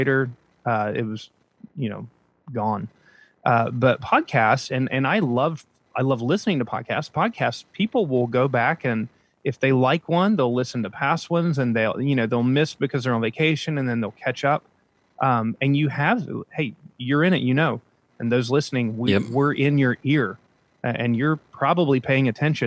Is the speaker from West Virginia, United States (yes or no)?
yes; Huntington, West Virginia, United States; moved away as an adult; now in South Florida, United States; I grew up though in West Virginia in a town called Huntington, West Virginia